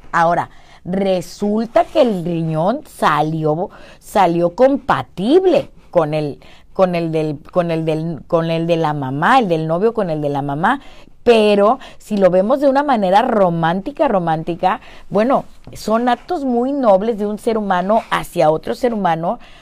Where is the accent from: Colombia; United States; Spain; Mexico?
Mexico; mi obligación como mexicana, como mujer, como madre y como bruja